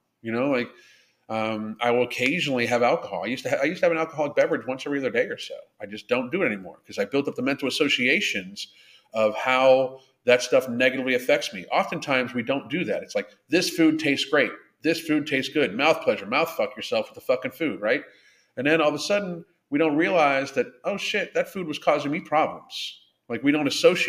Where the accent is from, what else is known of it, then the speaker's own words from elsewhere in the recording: Pittsburgh, Pennsylvania, United States; I grew up in Pittsburgh